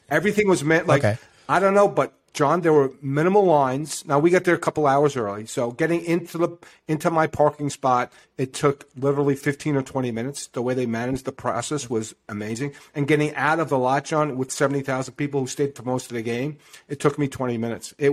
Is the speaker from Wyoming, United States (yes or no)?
no; New York, United States; i don't know what the east side would be because I'm from New York